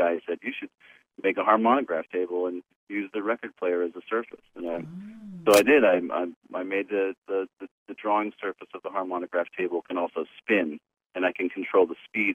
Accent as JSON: {"language": "English", "town": "Fullerton", "region": "California", "country": "United States", "said": "I'm from Fullerton"}